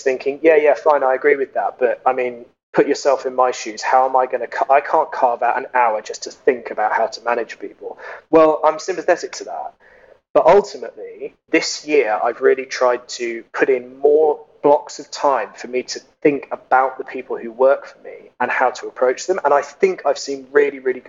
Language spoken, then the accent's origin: English; United Kingdom; now in Germany; I'm British. I live in Germany.